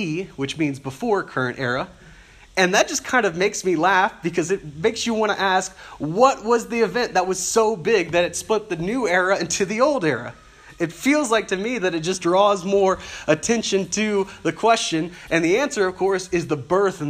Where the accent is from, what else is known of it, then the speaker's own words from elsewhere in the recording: South Louisiana, United States; I grew up in South Louisiana, where the public schools were terrible